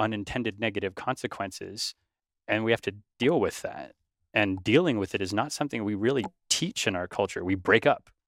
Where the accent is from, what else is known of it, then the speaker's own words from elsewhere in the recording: Northern California, United States; growing up in Northern California